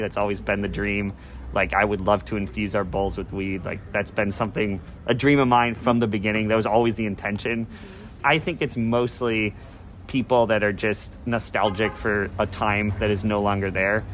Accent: Chicago, Illinois, United States; now in Isla Vista, United States; I grew up in the Midwest. I grew up in Chicago

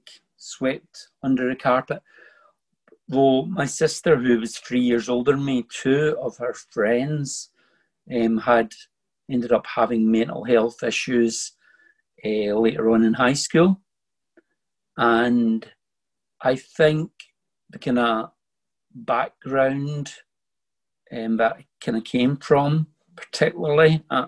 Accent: Bellshill, Scotland, United Kingdom; I was born in the town of Bells Hill in 1964.

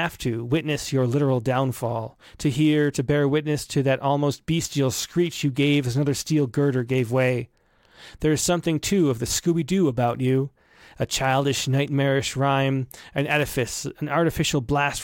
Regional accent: Rochester, United States; my hometown of Rochester

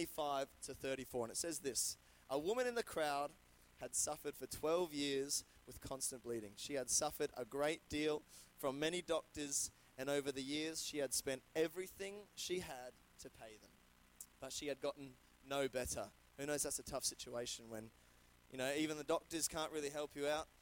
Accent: Brisbane, Queensland, Australia; moved away as an adult; now in Adelaide, Australia; I'm from Brisbane. I moved in the start of 2020.

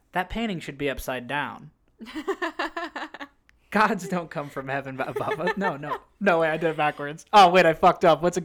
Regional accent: Cleveland, Ohio, United States; Well, we're from Cleveland.

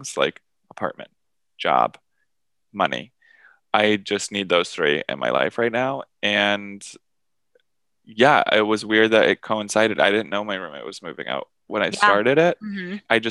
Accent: Wilmington, Massachusetts, United States; born or raised there

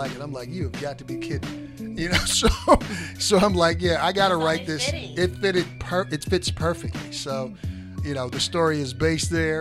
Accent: Norfolk, Virginia, United States; moved away; also born or lived in Baltimore, Maryland; I'm from Norfolk, Virginia.

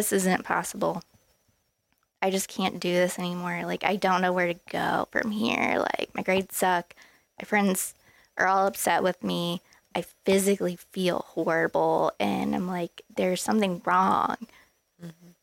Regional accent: Columbus, Ohio, United States; I'm from Columbus

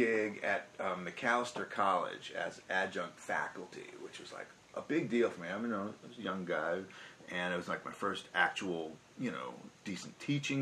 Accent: New York, United States; moved away as an adult; also born or lived in Minneapolis / California; As a New Yorker

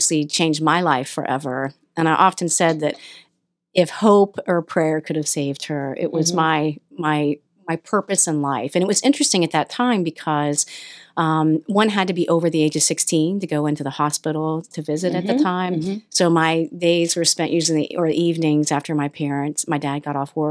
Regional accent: Newport, Ohio, United States; I grew up right on the Ohio River between Ohio-West Virginia border, Washington County, a little town called Newport

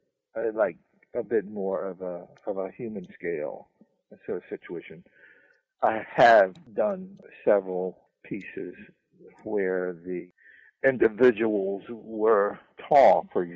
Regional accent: New Orleans, Louisiana, United States; Say, well, I'm a nigga from New Orleans, and I don't know shit about jazz.

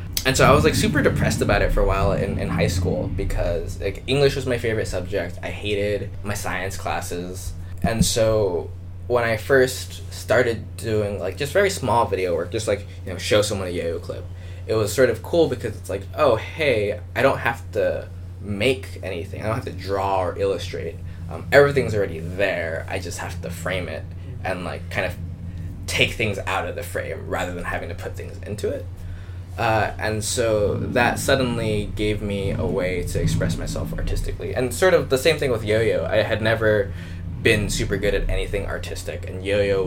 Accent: Los Angeles, California, United States; moved away as an adult; also born or lived in San Diego / Seattle; I grew up in Los Angeles

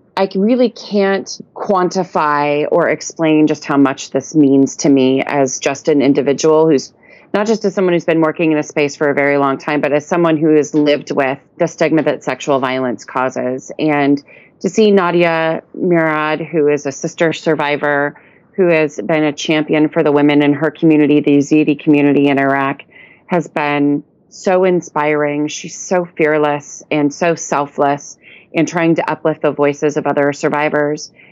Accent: United States; as an American woman

